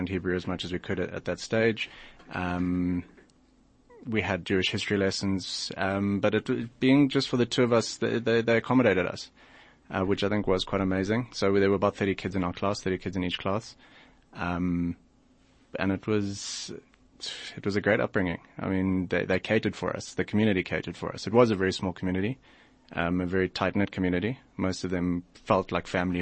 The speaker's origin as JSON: {"language": "English", "region": "Bulawayo", "country": "Zimbabwe", "tie": "born or raised there", "also_born_or_lived": "Johannesburg, South Africa", "moved": "yes", "lives_now": "South Africa", "said": "I was born in Johannesburg. My parents are originally from Rhodesia. They moved to Joburg mid-1980s. Had my two brothers, my two older brothers, then myself, and when I was two, they moved back to Bulawayo, which is where we spent most of our childhood"}